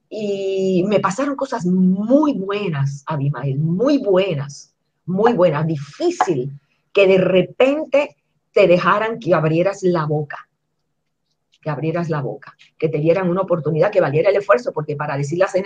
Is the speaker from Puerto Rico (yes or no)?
yes; Puerto Rico; now in United States; Yo venía de Puerto Rico acostumbrada a que la gente me reconociera y aquí cuando yo ent